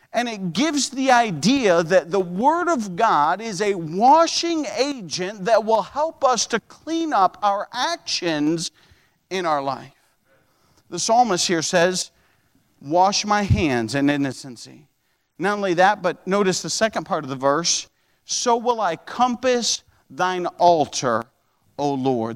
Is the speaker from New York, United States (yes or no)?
yes; upstate New York, United States; moved away as an adult; also born or lived in Ohio; in upstate New York. Upstate New York had car inspections. I remember I came to Bible college